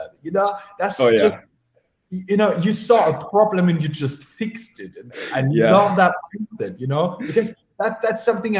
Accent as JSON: {"language": "English", "country": "Germany", "moved": "yes", "lives_now": "Vienna, Austria", "said": "as I live in Vienna, I'm originally from Germany"}